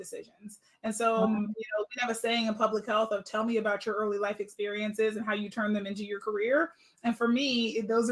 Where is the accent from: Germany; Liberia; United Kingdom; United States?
United States; Pittsburgh, Pennsylvania; now in Sacramento, United States; I'm originally actually from Pittsburgh, Pennsylvania.